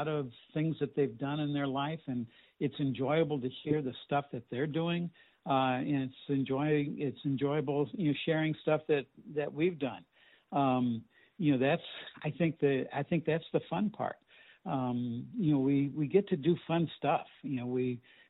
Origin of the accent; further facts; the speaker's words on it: St. Louis, Missouri, United States; I grew up in Webster Glendale area